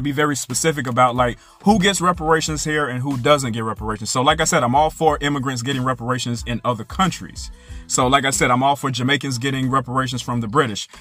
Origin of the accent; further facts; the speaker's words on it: United States; I'm not Haitian. I'm American